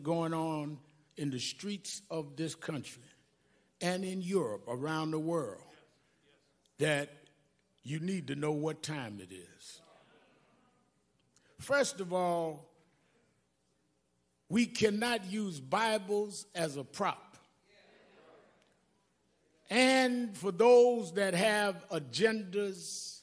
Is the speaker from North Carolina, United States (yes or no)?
no; New York City, New York, United States; I grew up in Brownsville